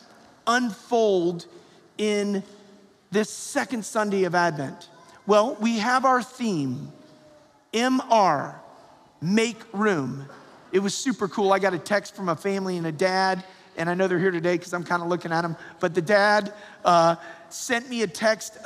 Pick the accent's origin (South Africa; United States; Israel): United States; Perrysburg, Ohio; growing up in Perrysburg, Ohio